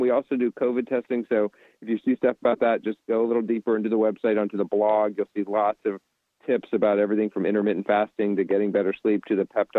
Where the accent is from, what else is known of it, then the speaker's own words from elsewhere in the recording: Charleston, South Carolina, United States; South Carolina, Charleston.